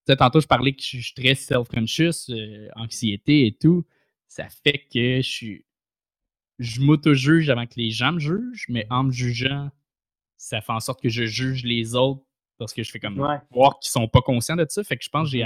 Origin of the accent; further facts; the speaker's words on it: Saint-Eustache, Quebec, Canada; je viens de, de Saint-Eustache